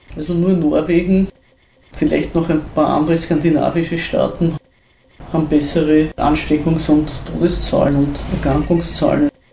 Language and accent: German; Zell am See, Salzburg, Austria; Wir sind ja beide aus Zell am See